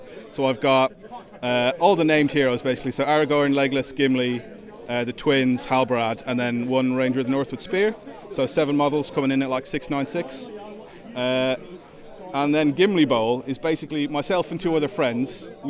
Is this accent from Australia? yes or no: no; Ireland; now in Stockport, United Kingdom; Yeah, I'm Irish originally, but I live in Stockport.